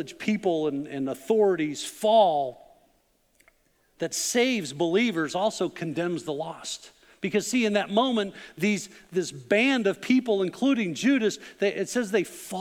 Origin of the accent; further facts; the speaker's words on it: Chicago, Illinois, United States; moved away; also born or lived in Arkansas; I grew up in the Chicago area